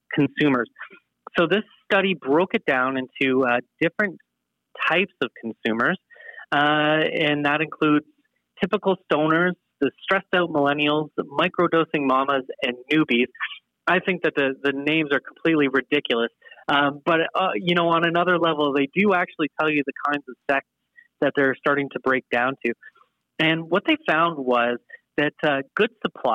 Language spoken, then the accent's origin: English; Canada; being Canadian